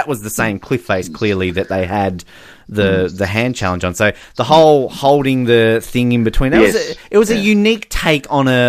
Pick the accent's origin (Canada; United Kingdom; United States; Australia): Australia; Hobart, Tasmania; I'm from Hobart, so again, I can bag out shitty cities because I live in one.